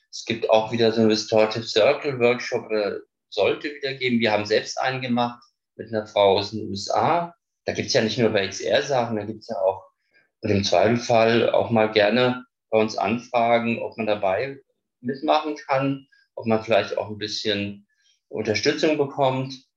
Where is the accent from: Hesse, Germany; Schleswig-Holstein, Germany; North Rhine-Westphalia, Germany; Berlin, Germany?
Hesse, Germany; Frankfurt; ich komme aus Frankfurt